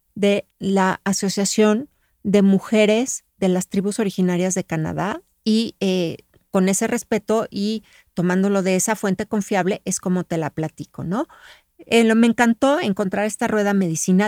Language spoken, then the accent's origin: Spanish; Mexico; yo soy mexicana